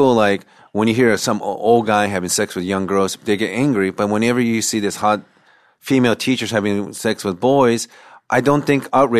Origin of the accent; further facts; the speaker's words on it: Washington, United States; Because I'm from Washington State.